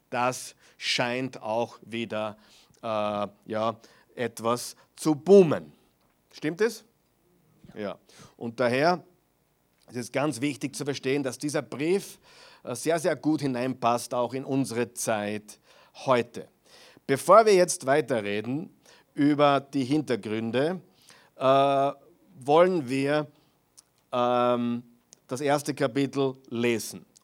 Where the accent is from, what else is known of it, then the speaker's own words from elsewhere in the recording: Austria; auch die christliche Tradition hier in, in, Österreich, zumindest am Land, wo ich aufgewachsen bin, war das noch sehr extrem.